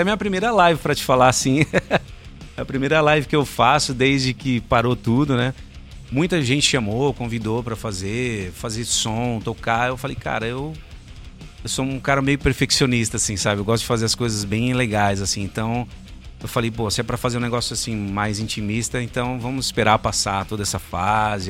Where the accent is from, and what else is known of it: Guarulhos, São Paulo, Brazil; moved away